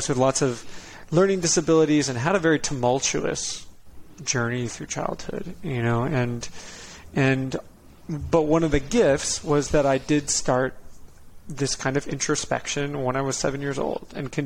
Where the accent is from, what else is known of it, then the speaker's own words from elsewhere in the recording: Connecticut, United States; also born or lived in Dana Point, California; We live like 5 minutes from the ocean in Dana Point, California. And when I was five, we moved across the country to Connecticut